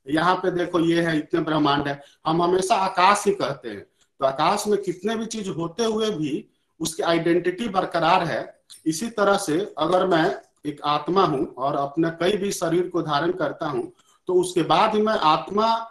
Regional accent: India; बचपन से ही क्योंकि हम लोग इंडिया में पले भरे हैं

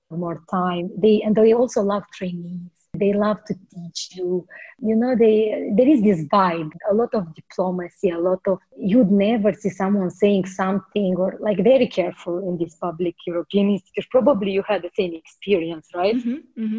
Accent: Moldova; moved away as an adult; also born or lived in Netherlands / Luxembourg; I'm from Moldova

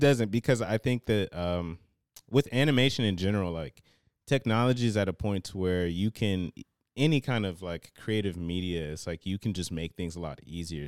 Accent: Cincinnati, Ohio, United States; I was, uh, born and raised in Cincinnati

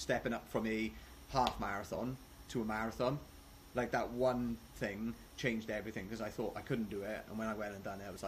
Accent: Wales, United Kingdom; accent: Welsh

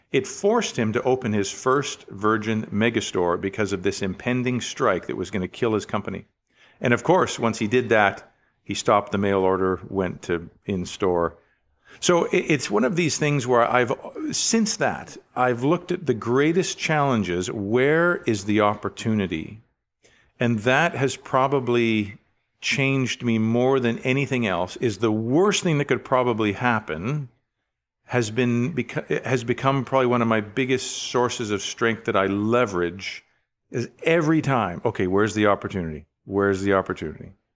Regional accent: Richmond, British Columbia, Canada; I was born in Richmond, B C, um, in nineteen sixty-nine. And so, uh, wonderful growing up, uh, along the coast

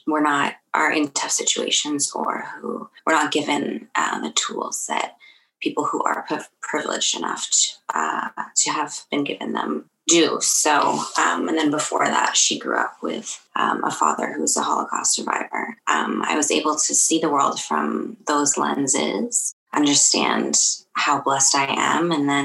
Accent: Kingston, Ontario, Canada; also born or lived in Toronto; I grew up in Kingston. I was born in Toronto

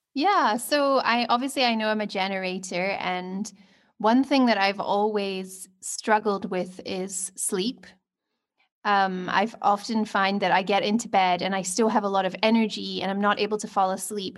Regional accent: Scotland, United Kingdom; now in Cape Town, South Africa; I'm from Scotland, but currently living on my Venus line in Cape Town

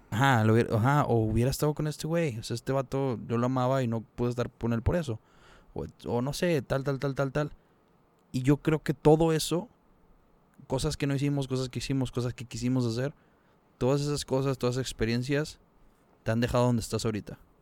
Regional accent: Monterrey, Nuevo León, Mexico; somos regios

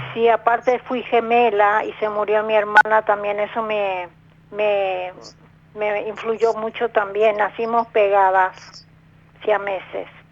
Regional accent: Paraguay; moved away as an adult; now in Buenos Aires, Argentina; Soy este, de Paraguay, pero hace 40 años que vivo acá

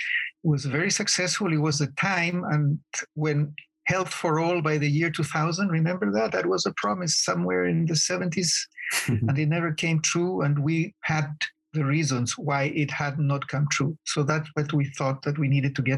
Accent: Chile; moved away as an adult; also born or lived in United States / Nairobi, Kenya; now in Ho Chi Minh City, Vietnam; I am originally from Chile

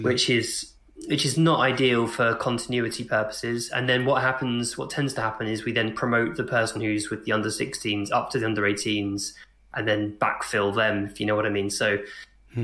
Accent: Hemel Hempstead, East of England, United Kingdom; I grew up in Hemel Hempstead, which is a sort of suburban town just outside of London

